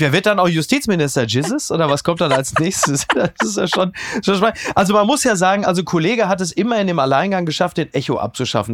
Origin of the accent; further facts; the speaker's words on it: Ruhr area, North Rhine-Westphalia, Germany; der ich ja bin, aus dem Ruhrgebiet stammt